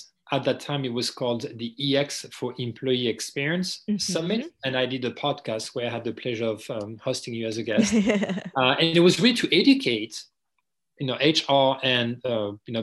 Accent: France; accent: French; English is a second language; moved away; I grew up in France, unless you know, if you didn't catch my accent

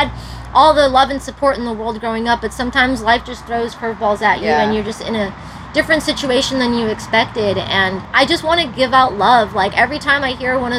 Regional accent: New York, United States; moved away as an adult; now in California, United States; when I was living in New York

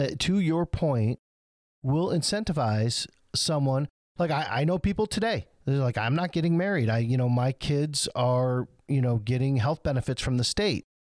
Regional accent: Flint, Michigan, United States; in part of the lower income neighborhoods I grew up in Flint

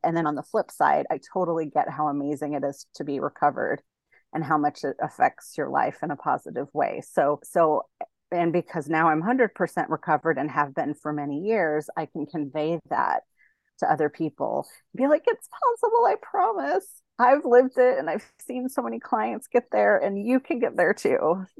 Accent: Denver, Colorado, United States; moved away as an adult; also born or lived in Texas; now in San Diego, United States; I'm originally from Denver, and then I went to grad school in Texas, and then I've been in San Diego since two thousand six

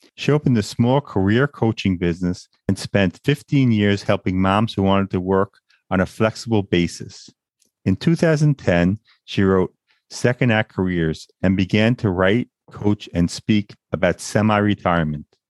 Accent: Long Island, New York, United States; moved away as an adult; also born or lived in Freeport, New York; now in Brooklyn, United States; Born and raised in Long Island, New York, a place I've always wanted to leave.

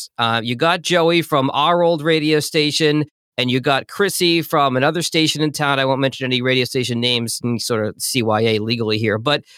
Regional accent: Boston, Massachusetts, United States; moved away as an adult; now in Detroit, United States; because I was an East Coast guy, I grew up in Boston

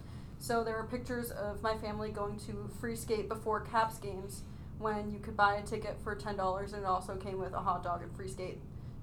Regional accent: Woodbridge, Virginia, United States; also born or lived in California; I'm from Woodbridge, Virginia.

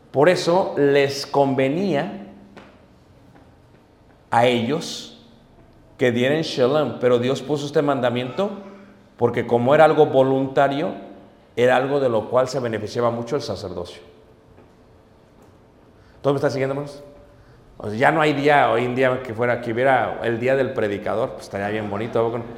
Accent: Mexico City, Mexico; Yo vengo de Ciudad de México. Pero allá comíamos cuando yo era niño

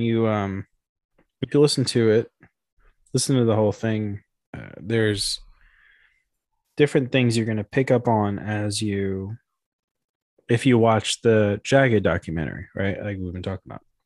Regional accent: Memphis, Tennessee, United States; I'm a skateboarder from Memphis.

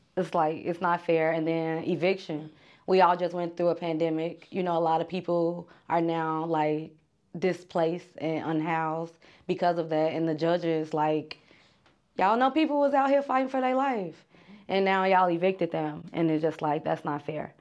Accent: Chicago, Illinois, United States; I am from the south side of Chicago

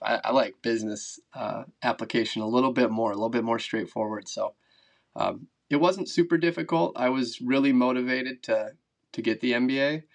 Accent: Wisconsin, United States; also born or lived in Minnesota / Idaho; I grew up here in Wisconsin

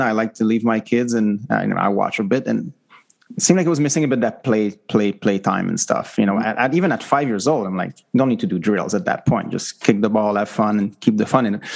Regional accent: Quebec, Canada; now in Vancouver, Canada; I live in Vancouver and I'm from Quebec

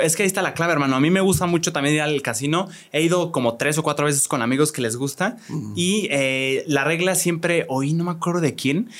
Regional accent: Querétaro, Mexico; yo nací aquí en Querétaro

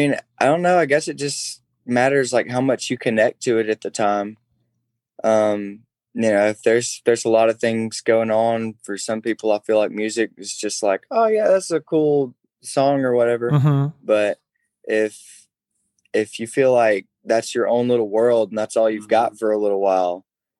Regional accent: Alabama, United States; born or raised there

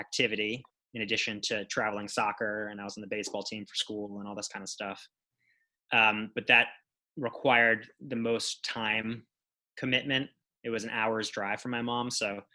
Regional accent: Long Island, New York, United States; I'm from Long Island

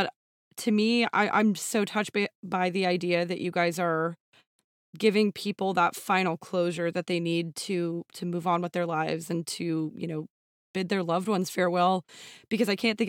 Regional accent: Texas, United States; and we're both from Texas.

